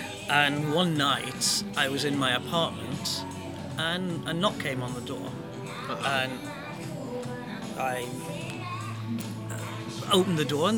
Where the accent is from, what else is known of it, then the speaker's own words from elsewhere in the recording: United States; I'm an American Freemason, despite my my accent.